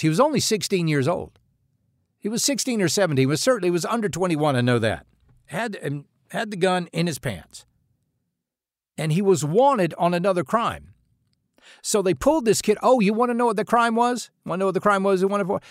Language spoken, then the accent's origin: English; United States; we as American citizens